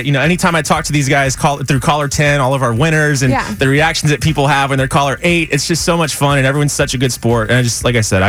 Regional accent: San Antonio, Texas, United States; I'm from San Antonio, born and raised.

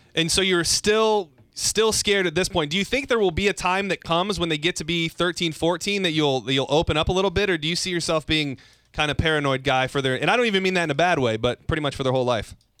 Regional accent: Lapeer, Michigan, United States; moved away; I grew up in Lapeer, Michigan

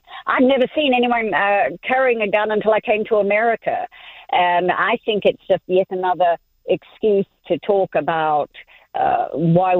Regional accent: New Zealand; now in Smyrna; I'm actually in Smyrna. I am from New Zealand. My family lives in Christchurch

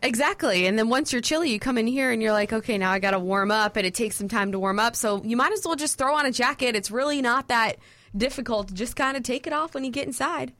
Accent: Florida, United States; moved away as an adult; now in Athens, United States; being born and raised in Florida my whole life

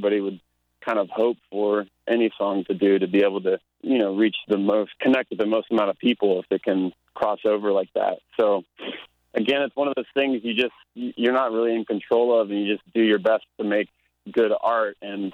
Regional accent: Florida, United States; born or raised there; now in Nashville, United States

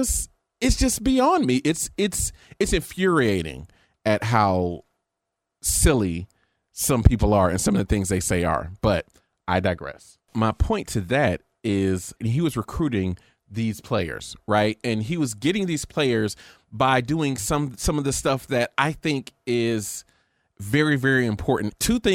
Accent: Florida, United States; I want to be the head coach. And Mickey Andrews told him

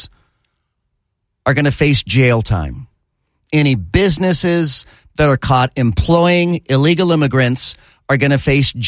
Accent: Texas, United States; moved away; I grew up in Texas

